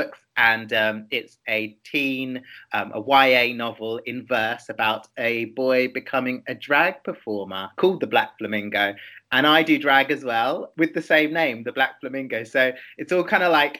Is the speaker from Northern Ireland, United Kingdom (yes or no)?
no; London, United Kingdom; I'm from London, and I grew up there in northwest London in Wembley, near Wembley Stadium